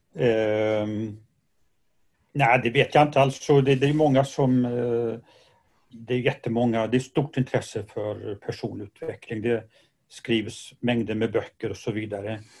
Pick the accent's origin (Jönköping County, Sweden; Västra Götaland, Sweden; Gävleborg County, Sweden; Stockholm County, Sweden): Västra Götaland, Sweden; Gothenburg; Jag är göteborgare